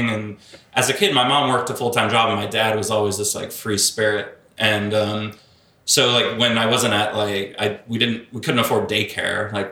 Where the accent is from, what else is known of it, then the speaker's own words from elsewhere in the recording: Bahamas; born there; also born or lived in Australia; they met in the Bahamas, and uh, I was born in the Bahamas, and so we bounced around a little bit, um, moved back to Australia